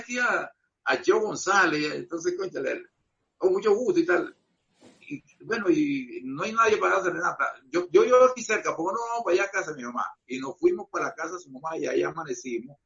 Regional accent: Margarita Island, Nueva Esparta, Venezuela; yo soy Margarita

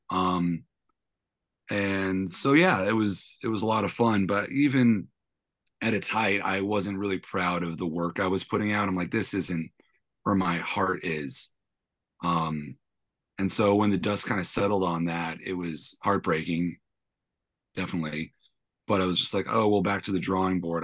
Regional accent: San Francisco, California, United States; also born or lived in New York / London; I always kinda ended up back where I'm from, which I was born and raised in San Francisco

